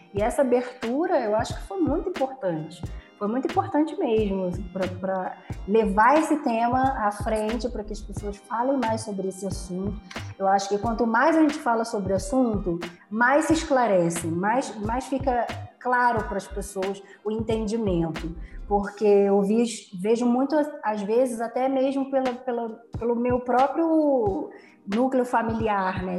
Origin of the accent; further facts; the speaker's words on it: Rio de Janeiro, Brazil; also born or lived in Tijuca, Rio de Janeiro; Eu nasci na Tijuca, eu fui criada na Zona Norte, em Irajá